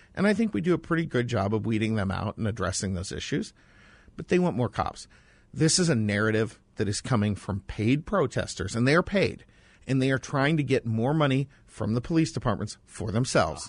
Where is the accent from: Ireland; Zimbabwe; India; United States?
United States; Lake Placid, New York; moved away; also born or lived in Boston; When you're a kid growing up in Lake Placid, which is basically like an overgrown Olympic village